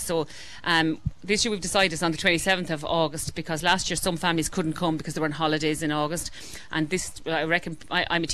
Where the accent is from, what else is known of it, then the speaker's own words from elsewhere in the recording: Clara, Leinster, Ireland; I'm actually from Clara